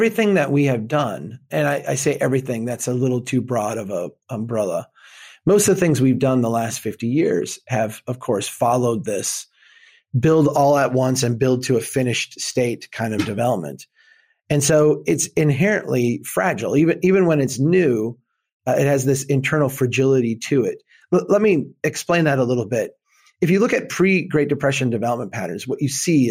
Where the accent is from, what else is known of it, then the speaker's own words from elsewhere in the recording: Minnesota, United States; I'm from Minnesota